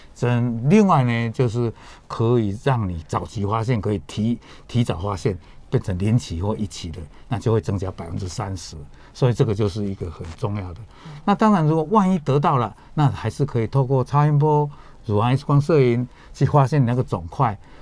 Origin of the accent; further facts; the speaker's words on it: Taiwan; 我们台湾人